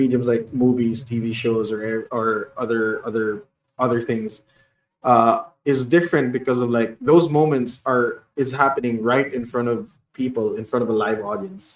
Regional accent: Bacolod, Western Visayas, Philippines; I am from Bacolod, so it's a place of like where haciendas are

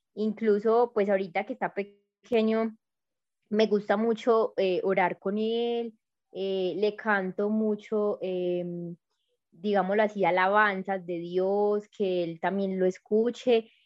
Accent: Medellín, Antioquia, Colombia; soy de Medellín. Creo que eh, de pronto se, me siente un poquito en el acento

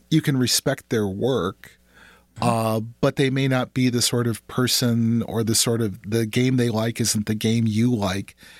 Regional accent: Minneapolis, Minnesota, United States; I grew up in the Twin Cities

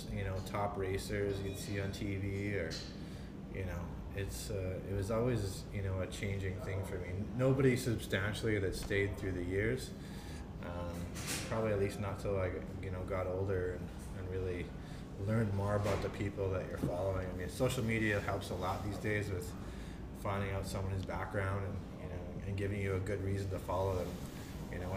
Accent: Regina, Saskatchewan, Canada; So grew up in central Regina

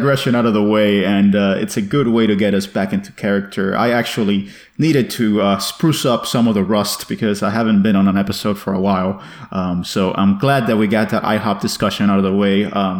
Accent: Miami, Florida, United States; moved away as an adult; also born or lived in New York; I decided to go from New York to my hometown of Miami. So as I record this, I am in sunny Miami

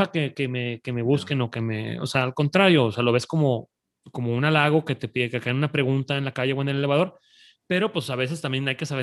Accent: Monterrey, Nuevo León, Mexico

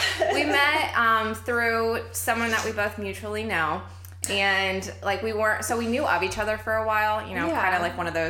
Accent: Florida, United States; I am born and raised in Florida, Florida girl over here. So I literally can only visit the cold and that is it.

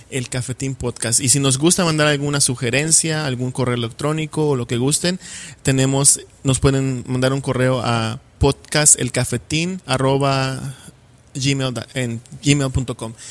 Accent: Yucatán, Mexico; accent: Yucatán; ya me acostumbré a usar como un poco un acento diferente al que se usa en Yucatán. Entonces, ¿cómo te diré? Es algo que cuando hablo con amigos de ahí

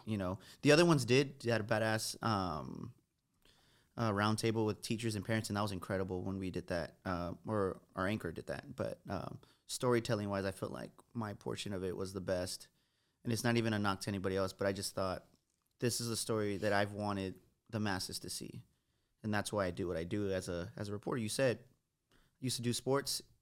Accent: San Antonio, Texas, United States; Growing up on the West Side

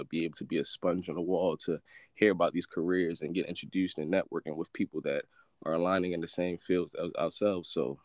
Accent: Baltimore, Maryland, United States; Growing up in East Baltimore, Green Mountain 24th, that's all I knew.

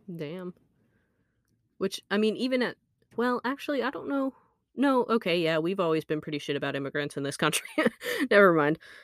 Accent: Alaska, United States; we grew up in Alaska where there is a lot of aviation

